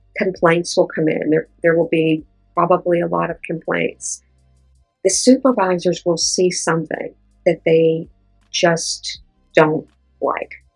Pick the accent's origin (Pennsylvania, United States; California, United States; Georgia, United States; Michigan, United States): Pennsylvania, United States; Pittsburgh; born or raised there